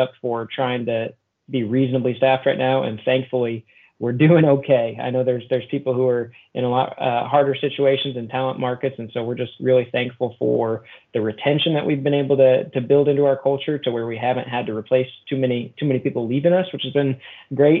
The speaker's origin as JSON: {"language": "English", "town": "Noblesville", "region": "Indiana", "country": "United States", "tie": "born or raised there", "also_born_or_lived": "Murfreesboro, Tennessee", "lives_now": "Terre Haute, United States", "said": "I'm originally from Noblesville, Indiana, which is about half an hour north of Indianapolis here and about an hour and a half from Terre Haute, where we're currently at. Born and raised there"}